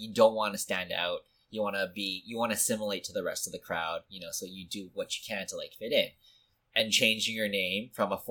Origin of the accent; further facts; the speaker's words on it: Vancouver, British Columbia, Canada; I was born in Vancouver, like, I was born in Canada